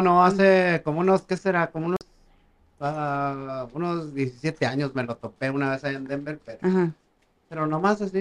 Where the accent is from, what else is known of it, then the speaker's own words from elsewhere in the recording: Valparaíso, Zacatecas, Mexico; estaba en la primaria allá en, Valparaíso, Zacatecas, de donde soy.